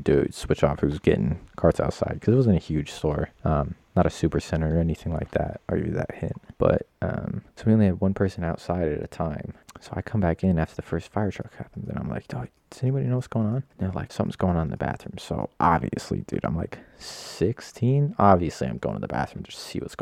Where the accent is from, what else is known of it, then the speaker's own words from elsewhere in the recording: Nevada, United States; moved away; I grew up in Nevada. I don't live there anymore.